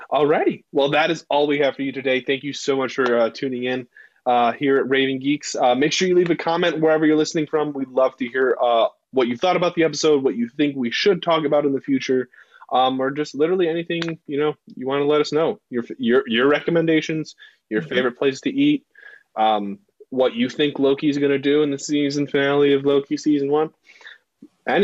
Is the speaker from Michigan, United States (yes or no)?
yes; Detroit, Michigan, United States; moved away; I'm from Metro Detroit